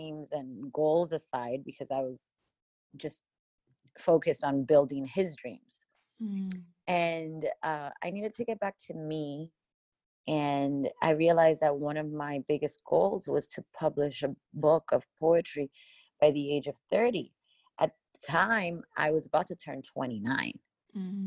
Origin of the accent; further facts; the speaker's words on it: Miami, Florida, United States; moved away as an adult; now in Los Angeles, United States; I grew up in Miami, Florida